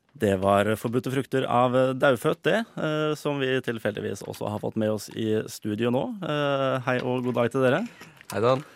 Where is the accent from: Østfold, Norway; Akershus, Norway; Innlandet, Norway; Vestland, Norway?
Akershus, Norway; Drøbak; Jeg, jeg er jo fra Drøbak